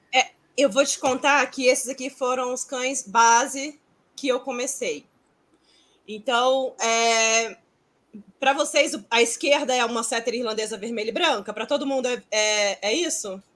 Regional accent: Brasília, Federal District, Brazil; aqui em Brasília, que eu sou de Brasília

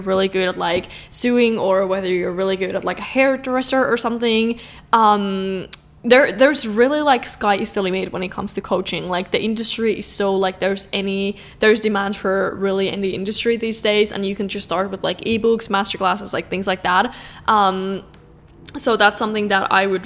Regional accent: Finland; I'm from Finland

